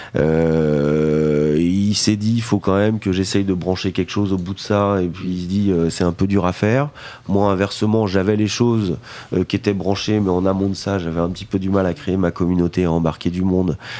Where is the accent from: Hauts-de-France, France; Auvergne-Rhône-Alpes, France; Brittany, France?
Brittany, France; Vannes; je suis né à Vannes